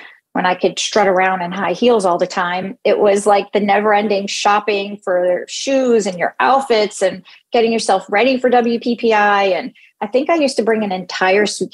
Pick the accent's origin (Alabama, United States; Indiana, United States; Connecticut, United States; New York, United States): New York, United States; New York City; now in Phoenix, United States; I'm born and raised in New York City